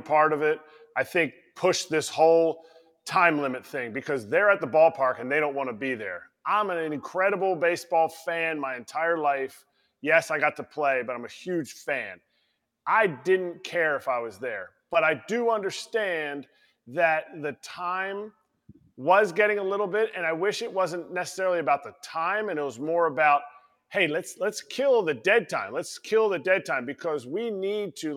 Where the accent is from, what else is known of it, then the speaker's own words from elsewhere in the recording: Philadelphia, Pennsylvania, United States; I grew up in Philadelphia